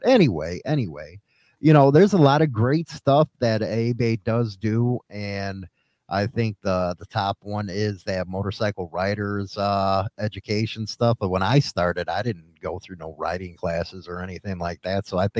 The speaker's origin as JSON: {"language": "English", "town": "Chicago", "region": "Illinois", "country": "United States", "said": "I'm from Chicago."}